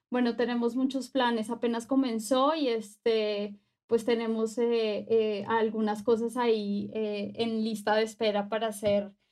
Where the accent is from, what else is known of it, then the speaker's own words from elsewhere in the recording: Colombia; also born or lived in Mexico; now in Mexico City, Mexico; actualmente estoy viviendo aquí en, la Ciudad de México. Soy eh, colombiana, pero también soy mexicana. soy una mujer afrodescendiente.